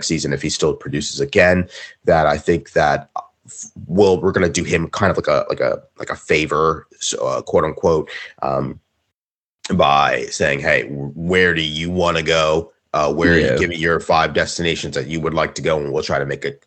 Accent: Easton, Pennsylvania, United States; a high school near my hometown in Easton, Pennsylvania

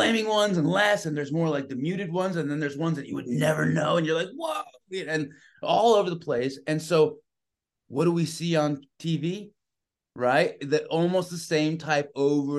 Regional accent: San Francisco, California, United States; I was born and raised in San Francisco

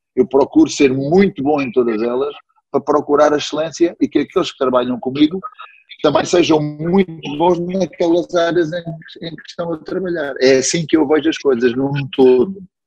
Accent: Beja, Alentejo, Portugal; moved away; also born or lived in Évora; Eu nasci em Évora, fui registado em Beja

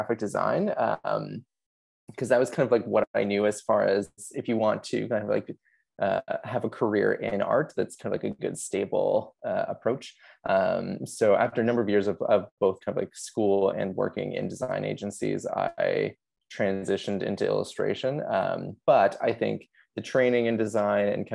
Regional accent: Kitchener, Ontario, Canada; also born or lived in Australia; I'm from Kitchener, Ontario in Canada

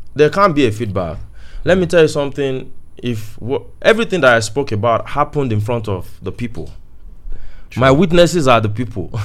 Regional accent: Oyo, Nigeria; moved away; also born or lived in South Africa; before I left home, I, I was from Oyo

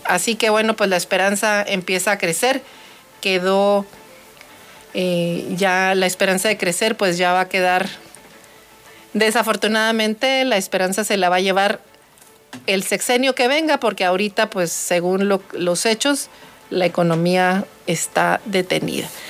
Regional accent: Mexico; nosotros como mexicanos

